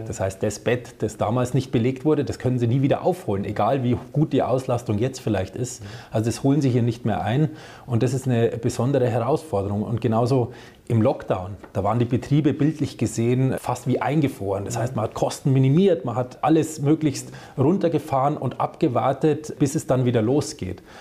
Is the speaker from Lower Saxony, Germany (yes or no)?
no; Upper Franconia, Bavaria, Germany; also born or lived in Bamberg; now in Upper Bavaria, Germany; ich bin gebürtiger Oberfranke, wohne jetzt aber in Oberbayern